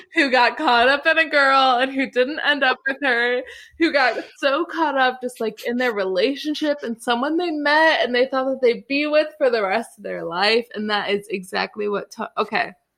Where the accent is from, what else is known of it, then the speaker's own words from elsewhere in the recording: Illinois, United States; moved away; also born or lived in South Carolina; Illinois, my home state